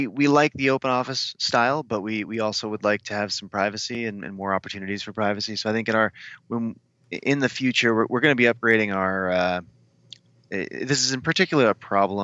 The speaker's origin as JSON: {"language": "English", "town": "Chicago", "region": "Illinois", "country": "United States", "tie": "born or raised there", "moved": "yes", "lives_now": "San Francisco, United States", "said": "I grew up in Chicago"}